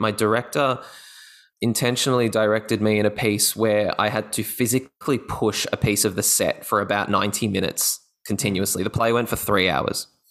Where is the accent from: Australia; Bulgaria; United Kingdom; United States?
Australia; Gold Coast, Queensland; I was in high school up in my hometown, which is the Gold Coast.